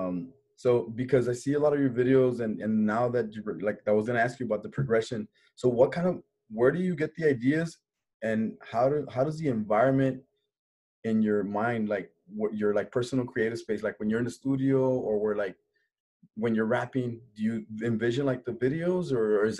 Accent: Laredo, Texas, United States; we have a different, way of being, because we're from the border town

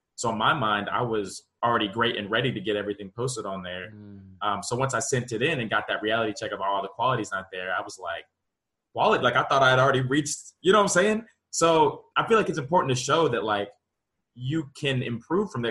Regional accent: Charlotte, North Carolina, United States; that's home. Seven oh four. I grew up in Charlotte, born and raised

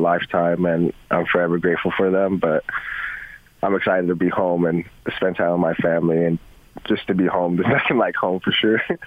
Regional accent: Provo, Utah, United States; moved away as an adult; also born or lived in Las Vegas, Nevada / Seattle, Washington; growing up in Provo

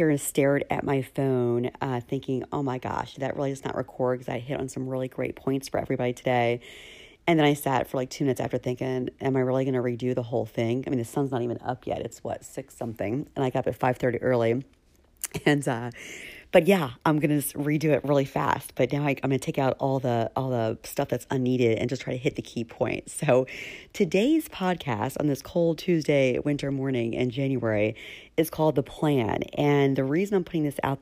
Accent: Philadelphia, Pennsylvania, United States; in Philly in my hometown

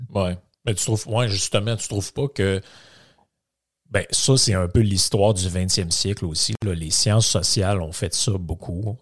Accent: Quebec, Canada; je viens du Saguenay-Lac-Saint-Jean.

